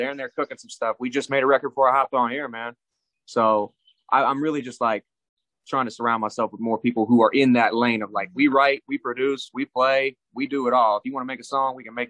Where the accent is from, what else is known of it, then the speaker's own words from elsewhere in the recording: New Mexico, United States; also born or lived in Florida; I came up in the Southwest in New Mexico. When I moved to New Mexico from Florida, that's when it really started turning up.